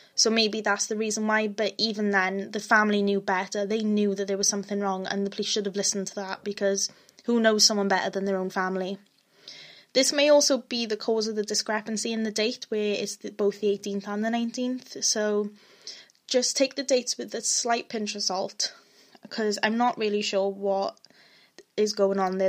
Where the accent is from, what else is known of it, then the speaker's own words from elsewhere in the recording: Wales, United Kingdom; I am Welsh